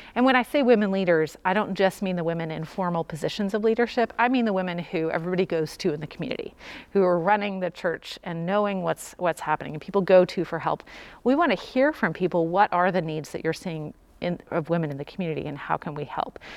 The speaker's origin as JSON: {"language": "English", "town": "Louisville", "region": "Kentucky", "country": "United States", "tie": "born or raised there", "said": "I'm from Louisville since age five"}